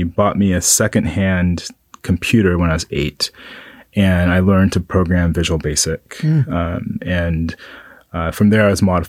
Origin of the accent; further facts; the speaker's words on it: Kunsan, North Jeolla, South Korea; born there; So I'm a military brat. And with military brats, whenever someone asks a question, it takes a while to explain it. So I was born in Kunsan, Korea, and I'm half black, half Korean.